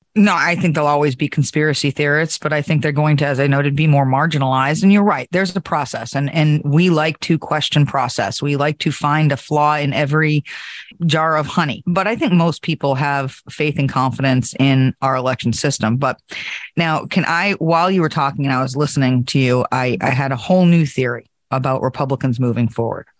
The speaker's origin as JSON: {"language": "English", "region": "New Hampshire", "country": "United States", "tie": "born or raised there", "said": "my home state of New Hampshire"}